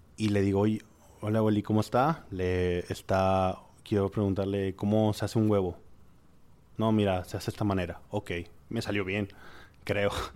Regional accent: Monterrey, Nuevo León, Mexico; soy de Monterrey

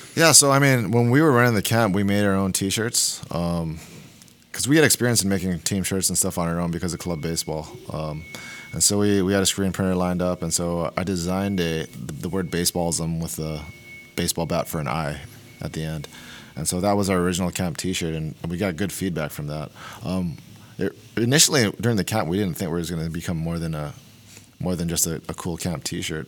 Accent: Hawaii, United States; moved away; also born or lived in Oregon; I'm from Hawaii. I didn't own I didn't own a pair of jeans till I moved to Oregon

